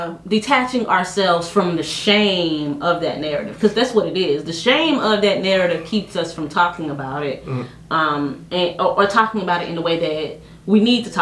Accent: Haiti

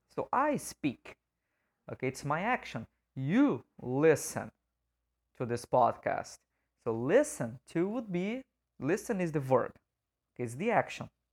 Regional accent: Brazil; first language Portuguese; English is a second language; as a native speaker of Portuguese

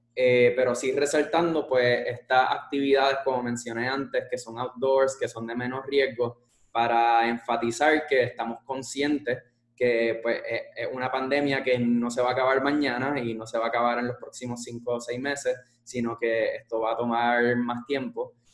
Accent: Puerto Rico; somos puertorriqueños

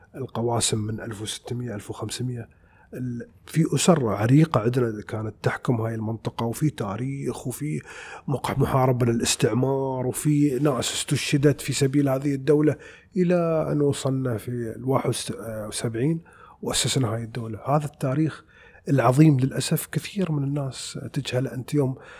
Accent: United Arab Emirates; 200 جنسيه عندنا في الامارات مع جنسيتنا احنا

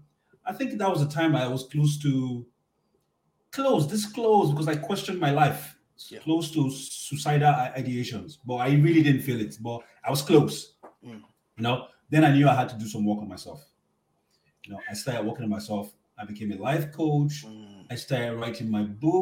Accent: Nigeria; moved away as an adult; also born or lived in Toronto, Canada; now in Ottawa, Canada; I'm a Nigerian man from Nigeria.

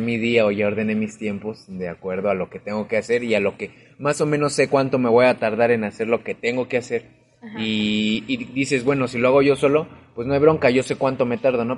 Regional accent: Mexico City, Mexico; moved away; yo que vengo de la Ciudad de México

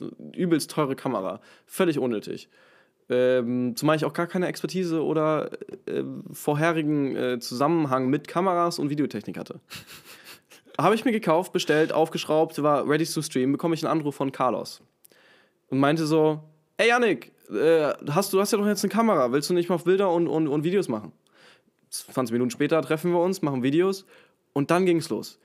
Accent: Hamburg, Germany; in Hamburg, äh, in meiner Heimatstadt, in meinem Heimatort

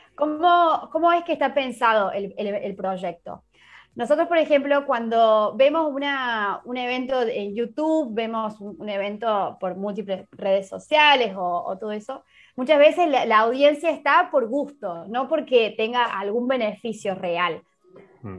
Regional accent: Argentina; moved away as an adult; now in Málaga, Spain; soy argentina, bueno, vivo en Málaga hace más de un año ya acá

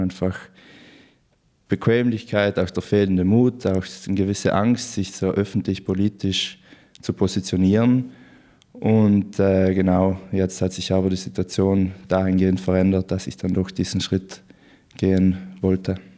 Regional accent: Brenner, Trentino-Alto Adige, Italy; also born or lived in Innsbruck, Austria; ich bin in, im ganz im Norden von Südtirol geboren und aufgewachsen in der Gemeinde Brenner, Fraktion Pflersch

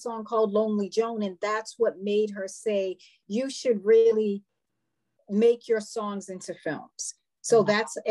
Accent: Boston, Massachusetts, United States; I'm from Boston, Massachusetts.

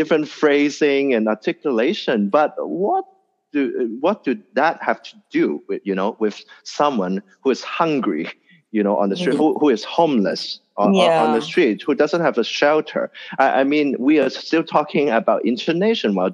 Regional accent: Hong Kong; being born and raised in Hong Kong

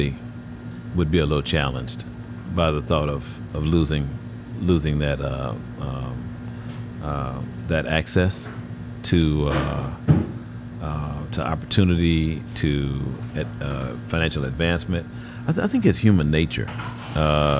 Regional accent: Houston, Texas, United States; I grew up in Houston, grew up in the Heights

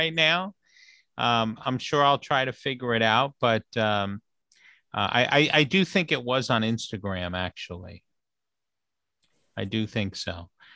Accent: New York City, New York, United States; moved away; New York City, my hometown

